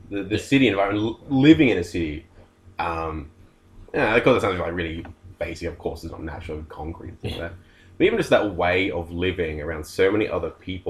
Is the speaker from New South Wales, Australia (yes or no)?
yes; Wollongong, New South Wales, Australia; Yeah, I was born in Wollongong.